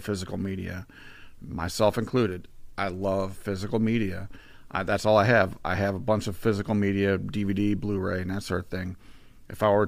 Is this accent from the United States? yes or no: yes; Batavia, Illinois, United States; also born or lived in St. Charles, Illinois; I was born in St. Charles and raised in Batavia